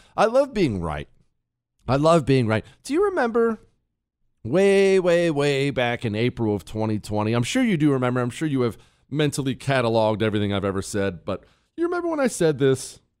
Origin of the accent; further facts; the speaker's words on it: Ohio, United States; You see, when I was a kid, we lived in Ohio. I was born in Ohio. That's where still most of my family is.